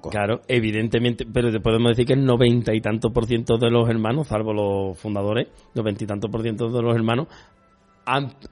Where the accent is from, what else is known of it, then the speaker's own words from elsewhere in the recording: Valencian Community, Spain; y todos los valencianos que venimos somos de María, María Ciradora a tope